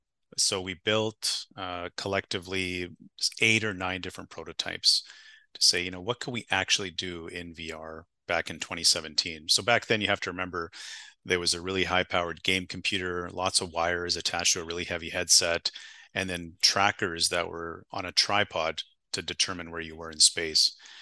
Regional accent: Winnipeg, Manitoba, Canada; born there; I was born in Winnipeg, Manitoba. For the people that don't know where that is, it's just north of North Dakota.

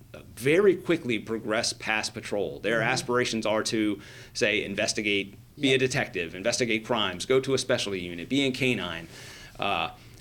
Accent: Manassas, Virginia, United States; I grew up in Northern Virginia in Manassas.

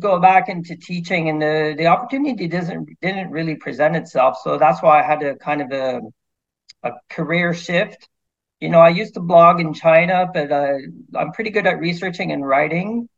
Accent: Quebec, Canada; I'm your typical Canadian. I was born and raised here in Quebec.

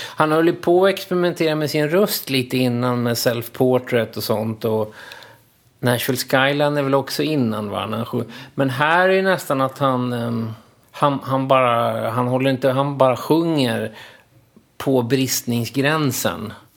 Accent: Linköping, Östergötland, Sweden; moved away as an adult; now in Stockholm, Sweden; jag kom ju från Linköping

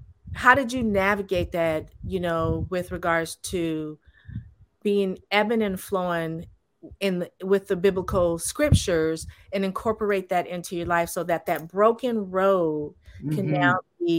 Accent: California, United States; I'm from California

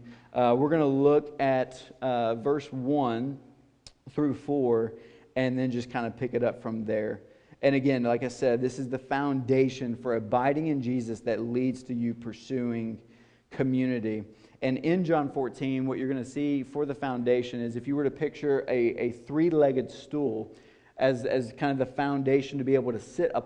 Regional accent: Nashville, Tennessee, United States; I'm from Nashville, Tennessee

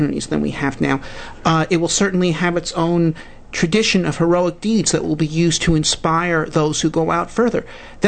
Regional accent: United States; my own American country

